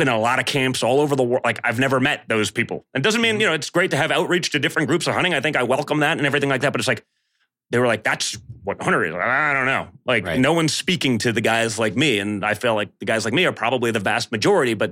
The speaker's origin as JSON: {"language": "English", "town": "New York City", "region": "New York", "country": "United States", "said": "I was a guy from New York City"}